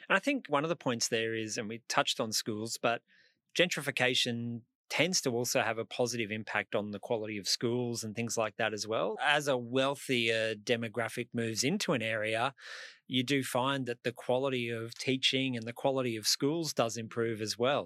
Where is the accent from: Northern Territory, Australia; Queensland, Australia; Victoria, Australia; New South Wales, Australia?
Queensland, Australia; Brisbane; I'm from Brisbane, I know places like Newstead in Queensland